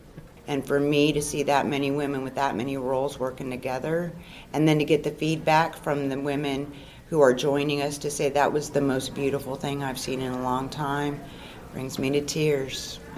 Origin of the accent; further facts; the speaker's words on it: Minneapolis, Minnesota, United States; moved away as an adult; also born or lived in California; now in Terrell, Texas, United States; I'm originally from Minneapolis, Minnesota.